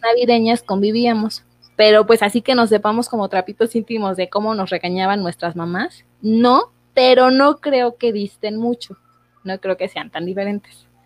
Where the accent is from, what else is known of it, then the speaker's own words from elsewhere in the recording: Mexico; nosotros como mexicanos